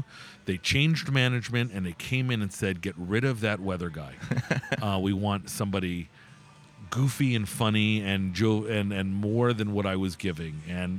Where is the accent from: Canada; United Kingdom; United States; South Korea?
United States; South Florida; moved away as an adult; also born or lived in New York / West Virginia / Jackson, Mississippi; now in Connecticut, United States; I was born in New York and grew up in South Florida.